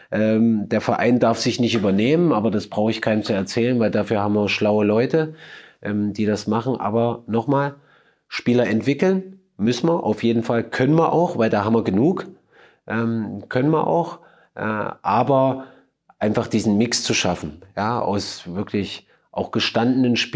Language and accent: German; Germany; Und natürlich als Deutscher ist natürlich klar, dass ich mir wünsche, dass mein Land das macht